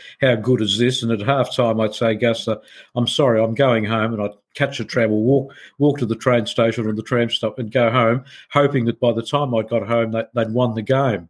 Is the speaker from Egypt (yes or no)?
yes; Egypt; also born or lived in Milan, Italy; now in Australia; I'm a 5'2" tall Egyptian-born Sicilian-Australian